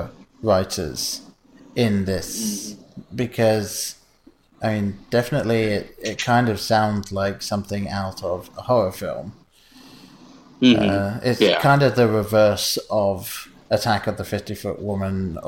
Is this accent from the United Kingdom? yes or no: yes; England, United Kingdom; moved away; I was growing up in England